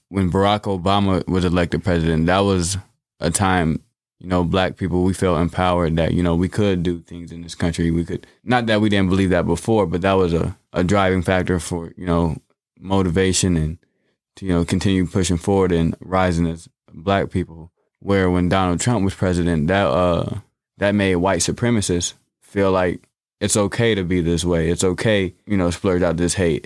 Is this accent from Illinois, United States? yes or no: yes; Bloomington, Illinois, United States; I was born and raised here in Bloomington, Normal.